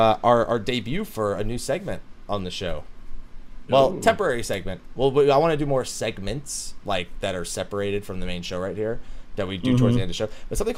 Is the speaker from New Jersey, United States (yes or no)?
yes; New Jersey, United States; I'm from New Jersey.